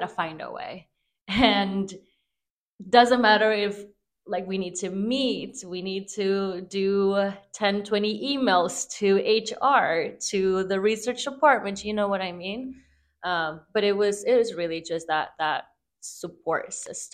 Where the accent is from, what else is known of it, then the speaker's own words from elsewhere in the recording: Torreón, Coahuila, Mexico; now in Denver, United States; I am an undocumented immigrant from Torreon, Coahuila, Mexico. And I am currently in Denver.